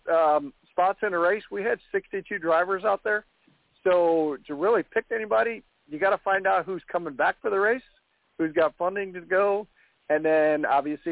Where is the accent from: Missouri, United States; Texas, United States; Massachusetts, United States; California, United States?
Missouri, United States; I'm from Missouri